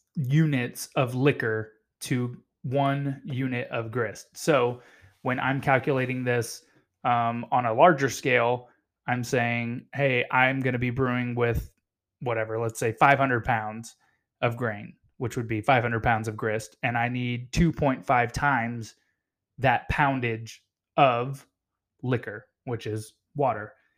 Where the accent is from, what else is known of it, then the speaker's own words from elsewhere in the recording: United States; I'm American